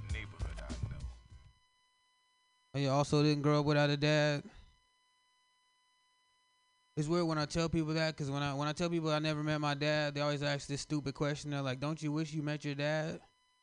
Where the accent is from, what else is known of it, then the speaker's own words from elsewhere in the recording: the South, United States; now in San Francisco, United States; I'm from the South, so I'm used to, like, Confederate people and Southern pride